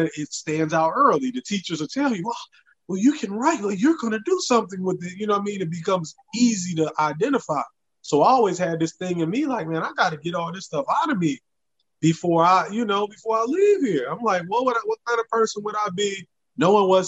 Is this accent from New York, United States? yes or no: no; Racine, Wisconsin, United States; moved away as an adult; now in Memphis, United States; I'm originally from Racine, Wisconsin. I ended up in Memphis originally to go to college, and then I loved it, and I ended up making it in my home.